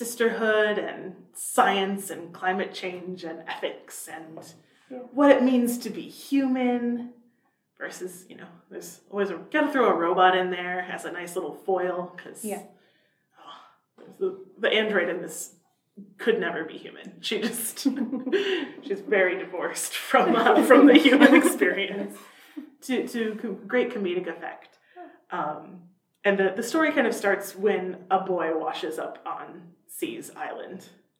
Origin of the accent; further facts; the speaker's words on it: Iowa, United States; we're both from Iowa